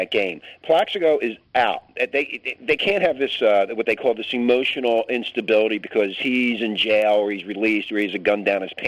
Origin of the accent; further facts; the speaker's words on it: Philadelphia, Pennsylvania, United States; I'm from Philly, too